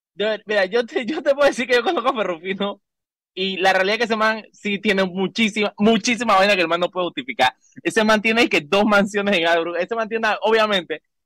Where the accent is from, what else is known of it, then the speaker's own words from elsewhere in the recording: Panama; como ciudadano panameño en este, en este país